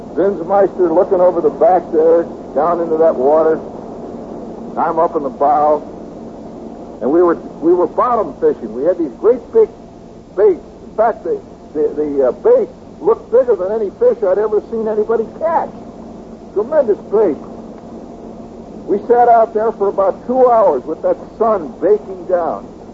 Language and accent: English; Indiana, United States; moved away; I was from Indiana